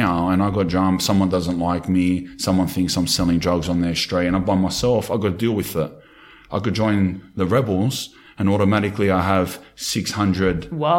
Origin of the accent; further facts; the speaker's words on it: Sydney, New South Wales, Australia; I grew up in Redfern and Glebe. We grew up in the streets.